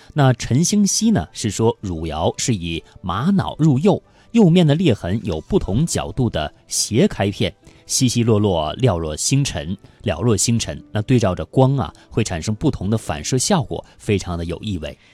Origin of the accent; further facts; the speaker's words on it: China; 我们中国人